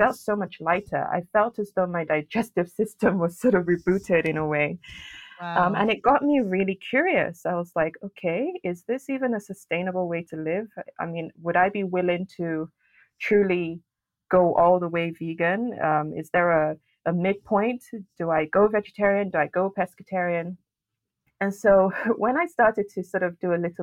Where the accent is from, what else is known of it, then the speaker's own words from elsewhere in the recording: Lagos, Nigeria; also born or lived in France; now in United Kingdom; I was actually born and raised in Nigeria, in Lagos City.